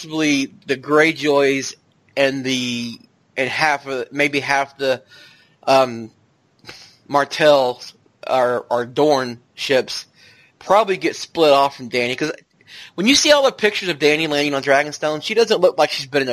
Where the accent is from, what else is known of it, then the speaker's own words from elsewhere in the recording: the South, United States; I'm from the South